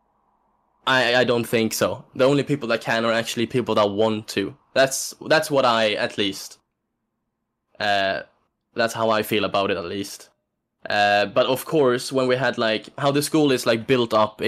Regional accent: Sweden; accent: Swedish; English is a second language; moved away; I still have my Swedish... I still have my Swedish dialect

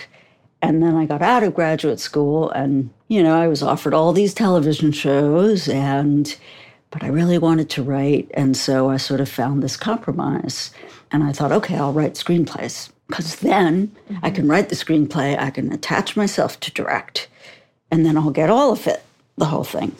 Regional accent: New York, United States; I'm from New York

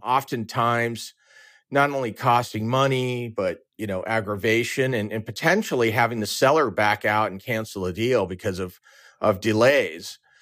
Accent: Orange County, California, United States; moved away as an adult; also born or lived in San Diego, United States / Chicago, United States; I'm originally from Orange County, California.

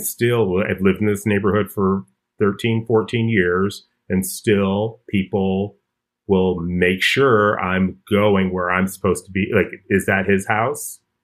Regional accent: Chicago, Illinois, United States; I grew up in Hyde Park in Chicago

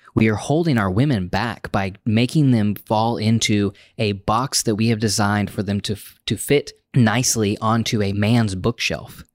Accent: United States; as an American man, just because of the, my cultural upbringing

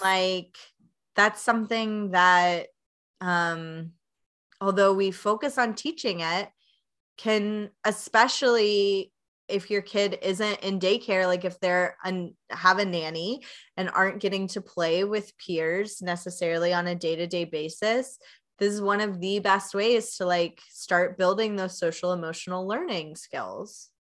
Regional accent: Knoxville, Tennessee, United States; now in Chicago, United States; I'm originally from Knoxville, Tennessee

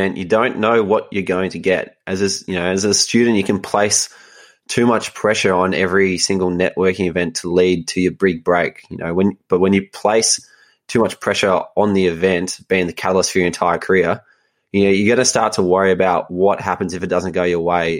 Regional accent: Melbourne, Victoria, Australia; where I grew up in Melbourne, life is pretty comfortable

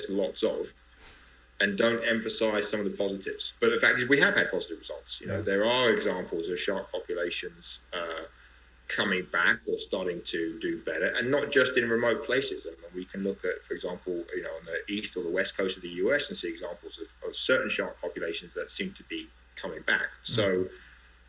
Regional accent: Greece; I come from Greece

